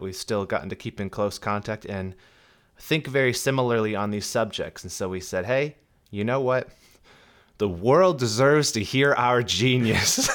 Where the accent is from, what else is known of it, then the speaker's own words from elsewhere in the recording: Southern California, United States; I'm from Southern California